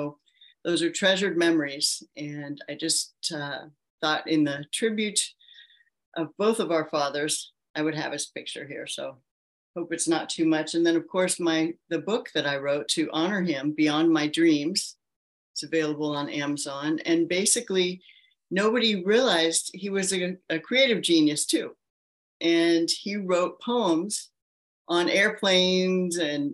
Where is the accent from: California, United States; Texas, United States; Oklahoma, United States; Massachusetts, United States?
California, United States; Palo Alto; I was born and raised in Palo Alto, California